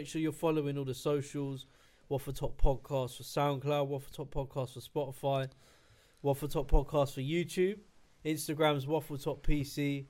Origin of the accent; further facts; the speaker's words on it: London, United Kingdom; I'm proud of where I grew up. I'm proud of living in London. I'm proud of being a Londoner. I'm proud of being from West London, whatever.